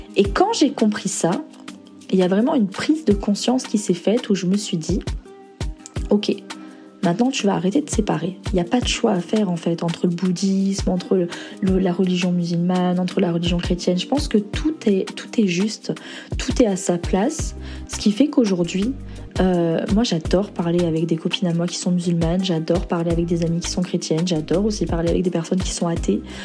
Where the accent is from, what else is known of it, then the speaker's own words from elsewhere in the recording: Toulon, Provence-Alpes-Côte d'Azur, France; J'ai grandi à Toulon, dans le sud